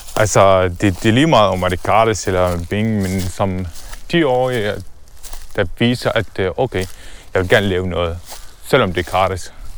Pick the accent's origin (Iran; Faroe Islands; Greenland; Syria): Syria; Damascus, Damascus Governorate; Danish is a second language; moved away as an adult; also born or lived in Palestine (ancestry) / Dubai; now in Denmark; jeg fødte i Syrien, øh, i Damaskus, øh, i 1991, øh, som øh, første barn øh, i familien. Øh, min familie, vi boede faktisk øh, denne gang øh, i et område, som hedder Yarmouk